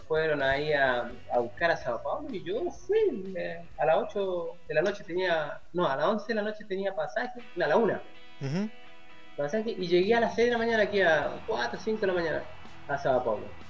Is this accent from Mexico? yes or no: no; Chile; moved away as an adult; now in Brazil; yo como chileno